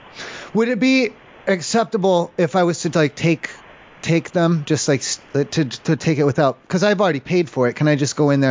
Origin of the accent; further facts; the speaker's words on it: Colorado Springs, Colorado, United States; I'm from Colorado Springs, so I'm about 2 hours out from you guys.